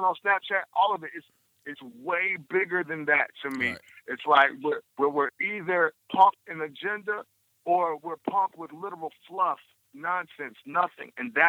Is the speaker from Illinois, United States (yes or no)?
yes; Illinois, United States; I'm from Illinois